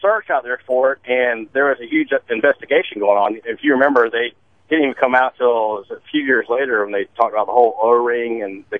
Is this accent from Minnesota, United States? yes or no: no; Florida, United States; moved away; I'm from Florida. I used to work down there.